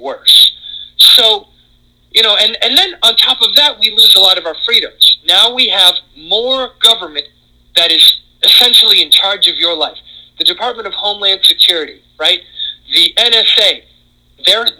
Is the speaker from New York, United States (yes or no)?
no; Connecticut, United States; moved away; in my home state of Connecticut